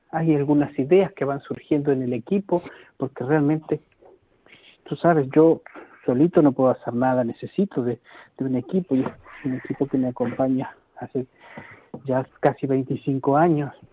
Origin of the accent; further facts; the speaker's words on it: Argentina; now in Galicia, Spain; yo hablo igual, pero para los argentinos no, porque me preguntan, ¿de dónde eres? ¿Qué, Porque tienes un acento raro, ni siquiera, ni siquiera soy argentino ahí.